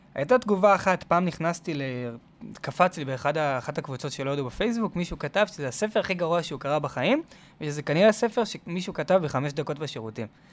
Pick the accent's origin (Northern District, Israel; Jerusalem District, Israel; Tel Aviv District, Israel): Tel Aviv District, Israel; Tel Aviv; אני גדלתי בתל אביב